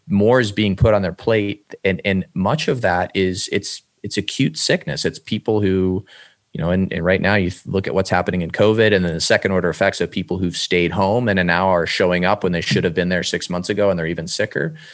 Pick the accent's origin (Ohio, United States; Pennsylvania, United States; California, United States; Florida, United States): Ohio, United States; Cleveland; I'm from Cleveland, Ohio originally